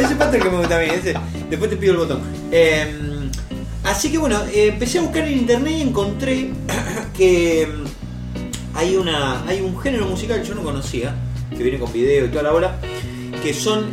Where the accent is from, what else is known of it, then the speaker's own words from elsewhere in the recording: Argentina; no soy argentino